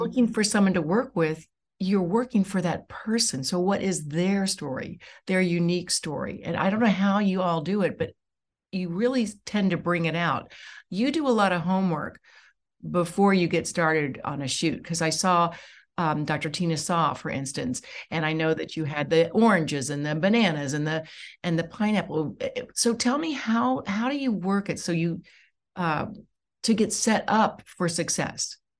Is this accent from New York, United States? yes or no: no; Dayton, Ohio, United States; I'm from Dayton